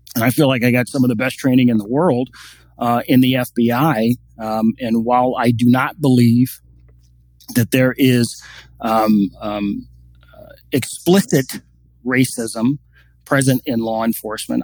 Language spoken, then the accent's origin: English; Washington, District of Columbia, United States; when I was a five six year old little boy growing up in Washington D.C.